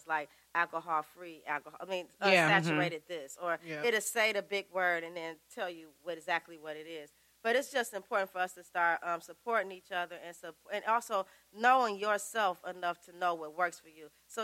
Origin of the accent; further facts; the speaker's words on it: Louisiana, United States; moved away; also born or lived in New York; I come from Louisiana, and then I moved to New York